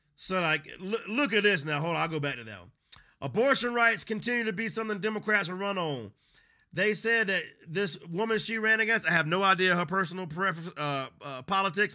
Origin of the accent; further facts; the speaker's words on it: United States; I'm not an immigrant. I'm born American.